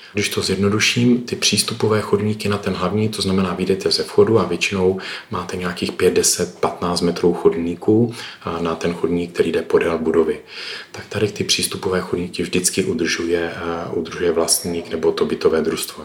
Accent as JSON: {"language": "Czech", "town": "Ostrava", "region": "Moravian-Silesian Region", "country": "Czechia", "said": "jsem z Ostravy"}